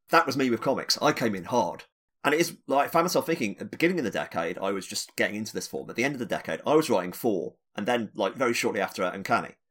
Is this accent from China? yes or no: no; United Kingdom; being a British